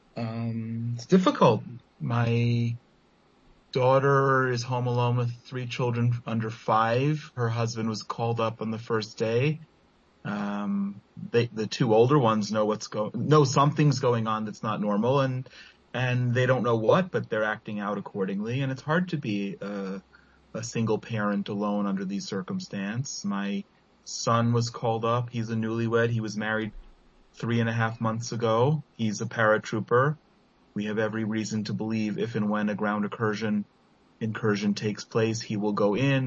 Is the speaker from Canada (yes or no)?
no; Israel; also born or lived in Efrat; as Israelis